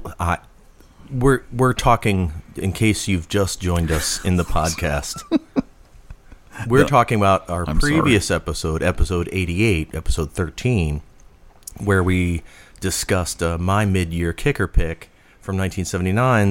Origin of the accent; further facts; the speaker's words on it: New Jersey, United States; I'm from New Jersey